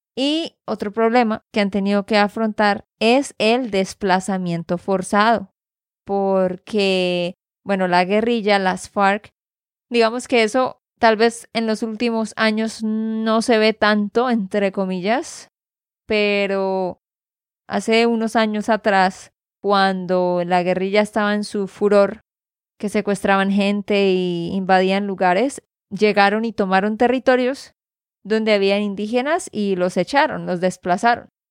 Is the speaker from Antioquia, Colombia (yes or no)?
no; Santander, Colombia; de Santander, Colombia